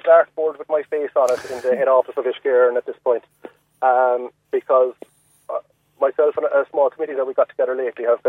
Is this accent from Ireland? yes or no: yes; Shannonvale, Munster, Ireland; now in Lisavard, Ireland; I grew up in Shannonvale and we were living there till about 3 years ago. I'm living in Lisavard now